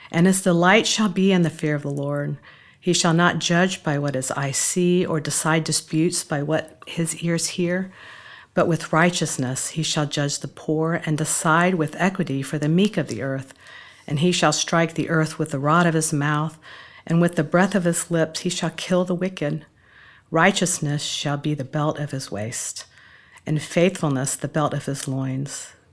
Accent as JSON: {"language": "English", "town": "Tampa", "region": "Florida", "country": "United States", "tie": "born or raised there", "lives_now": "Nashville, United States", "said": "Tampa, Florida."}